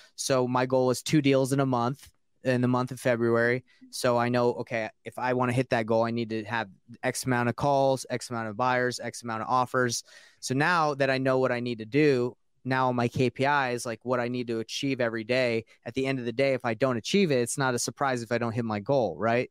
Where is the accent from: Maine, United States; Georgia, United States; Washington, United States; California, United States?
Georgia, United States; Marietta; also born or lived in Roswell, Georgia; I grew up in Marietta and uh, Roswell